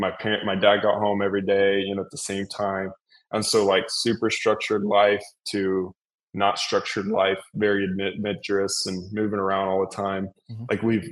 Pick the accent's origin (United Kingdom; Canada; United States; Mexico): Mexico; Yeah, I grew up in Mexico.